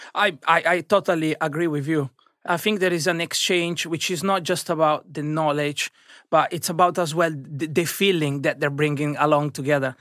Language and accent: English; Italy; moved away as an adult; now in London, United Kingdom; I've been growing up in Italy